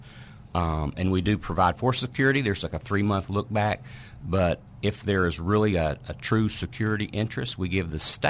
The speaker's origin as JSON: {"language": "English", "town": "Newport", "region": "Arkansas", "country": "United States", "tie": "born or raised there", "said": "I grew up in Newport"}